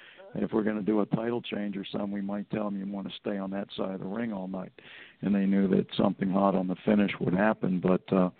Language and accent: English; Hialeah, Florida, United States; I grew up pretty poor in Hialeah